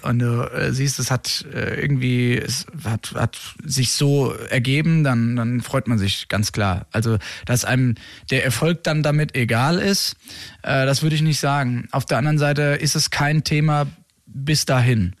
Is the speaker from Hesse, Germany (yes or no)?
yes; Rheingau, Hesse, Germany; wir kommen ja alle aus dem Rheingau, ursprünglich